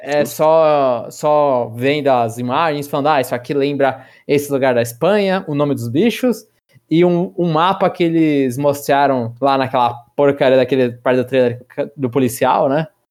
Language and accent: Portuguese; São Paulo, Brazil; eu sou nascido, criado, vivi toda a minha vida em São Paulo, capital